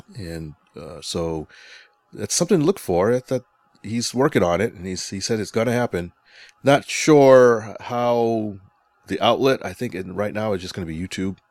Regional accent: Connecticut, United States; moved away; Connecticut's my home state. I'm up there every once in a while for visiting family

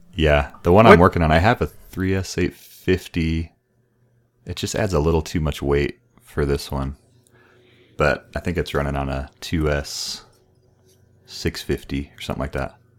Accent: El Paso, Texas, United States; moved away as an adult; also born or lived in San Antonio, Texas; I grew up here and then we moved back from Central

